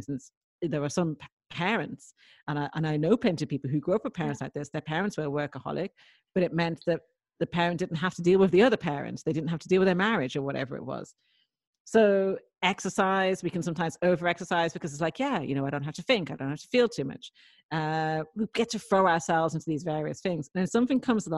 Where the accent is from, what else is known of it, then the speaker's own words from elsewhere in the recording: Dublin, Leinster, Ireland; I was brought up in Dublin